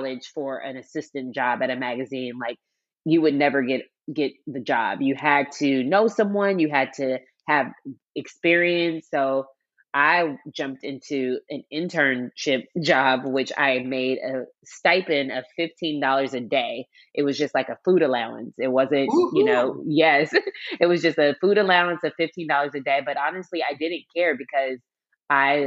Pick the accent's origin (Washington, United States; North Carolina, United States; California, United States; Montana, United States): Washington, United States; Seattle; moved away as an adult; also born or lived in New York; I grew up in Seattle, Washington, born and raised.